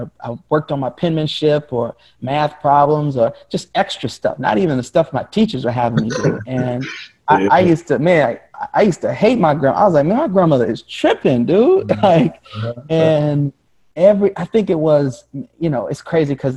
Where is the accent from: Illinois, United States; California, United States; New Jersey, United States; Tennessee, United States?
California, United States; Compton; now in New Orleans, United States; I grew up in Compton, California.